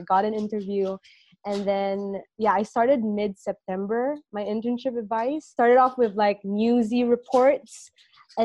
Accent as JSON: {"language": "English", "country": "Singapore", "tie": "born or raised there", "said": "I was born and raised here in Singapore"}